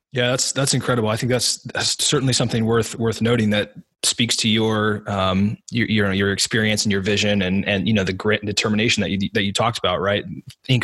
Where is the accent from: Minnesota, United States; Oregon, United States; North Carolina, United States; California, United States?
Oregon, United States; Southern; I grew up in Southern Oregon